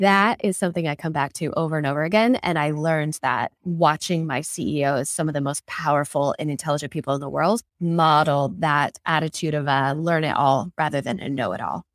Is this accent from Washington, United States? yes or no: yes; Seattle, Washington, United States; moved away as an adult; also born or lived in Silicon Valley; Seattle economy, which is my hometown